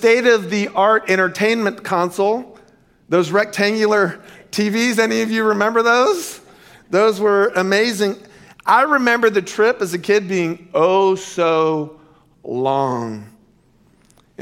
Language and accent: English; Central Florida, United States; Growing up in Central Florida in the 70s and the 80s